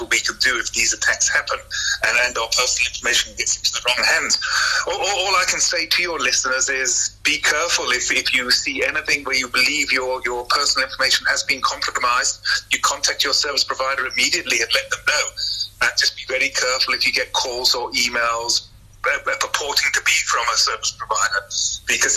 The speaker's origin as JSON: {"language": "English", "country": "South Africa", "said": "the average South African, myself included"}